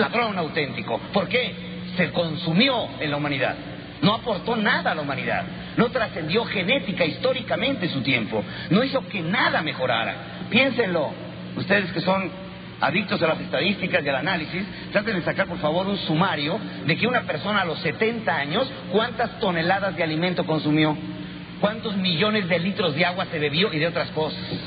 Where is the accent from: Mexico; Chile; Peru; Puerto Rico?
Mexico; en este país, más que católicos, somos adoradores de Alá